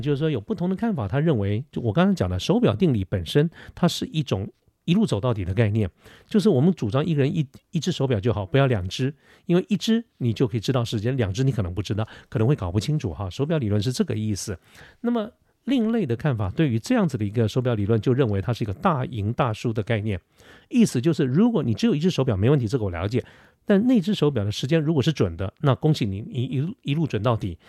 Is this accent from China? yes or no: no; Taipei, Taiwan; 我小的时候住在哪里，住在那个临江街哈，就是台北市靠近信义路靠近，呃，世贸那个地方，那个很小的一个街